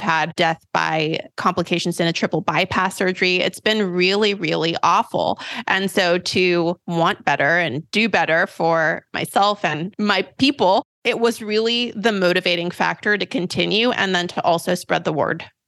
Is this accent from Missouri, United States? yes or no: no; Sacramento, California, United States; I have grown up in Sacramento, California